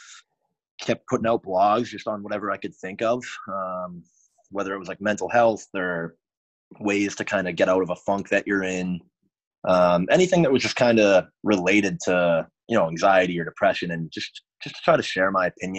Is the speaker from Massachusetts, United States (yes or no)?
yes; Boston area, Massachusetts, United States; I grew up right outside of Boston, like, you know, 30 minutes south